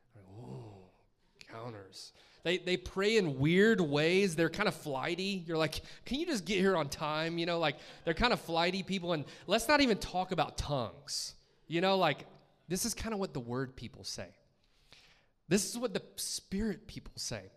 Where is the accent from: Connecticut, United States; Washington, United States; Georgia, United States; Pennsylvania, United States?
Georgia, United States; Columbus; growing up in, in Columbus, Georgia